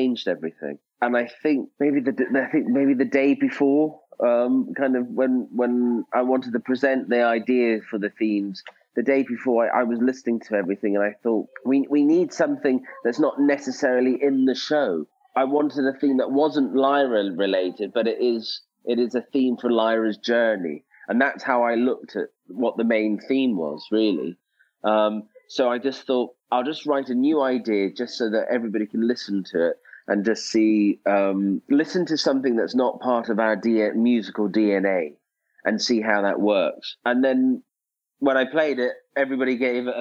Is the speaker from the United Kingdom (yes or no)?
yes; Scotland, United Kingdom; I am Scottish